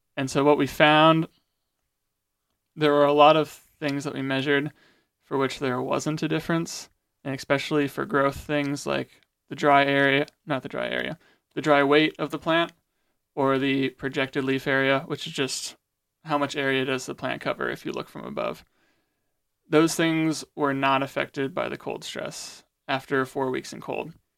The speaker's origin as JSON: {"language": "English", "town": "Goshen", "region": "Indiana", "country": "United States", "said": "I'm actually from Goshen, Indiana, attending Goshen College."}